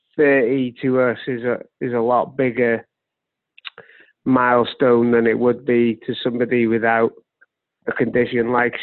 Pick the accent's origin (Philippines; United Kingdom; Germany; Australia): United Kingdom; Wales; now in Wrexham, United Kingdom; I am Welsh.